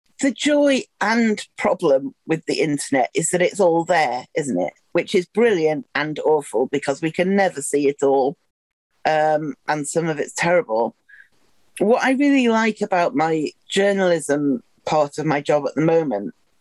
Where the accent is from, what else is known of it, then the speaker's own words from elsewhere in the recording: Wigan, North West England, United Kingdom; now in Sheffield, United Kingdom; I grew up in Wigan, which is your side of the Pennines